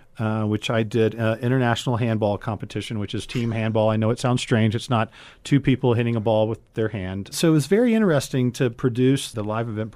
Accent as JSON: {"language": "English", "country": "United States", "said": "being an American"}